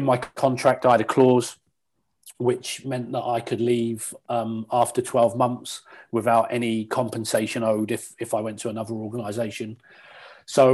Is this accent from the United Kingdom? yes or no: yes; England, United Kingdom; moved away as an adult; also born or lived in Southampton / Bournemouth / Burnley; now in Canada; in England for the first 17 years.